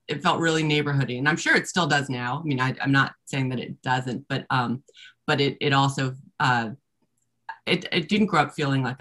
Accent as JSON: {"language": "English", "town": "Washington", "region": "District of Columbia", "country": "United States", "tie": "born or raised there", "also_born_or_lived": "Scotland", "said": "I'm one of those rarities that was born and raised in Washington, DC"}